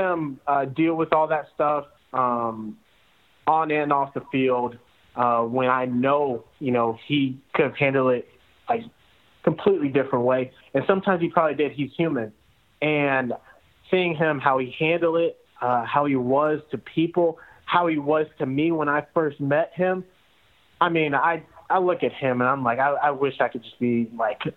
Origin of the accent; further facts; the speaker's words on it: outside of Atlanta, Georgia, United States; I'm from Georgia and I'm from I'm from outside of Atlanta